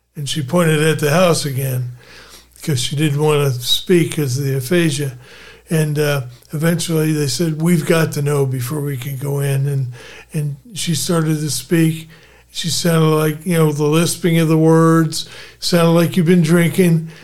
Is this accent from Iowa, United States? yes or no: no; Philadelphia, Pennsylvania, United States; I was born in Philadelphia